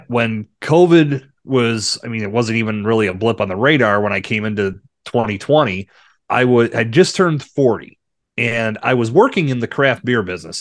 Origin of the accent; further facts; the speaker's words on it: Bradford, Pennsylvania, United States; growing up in Bradford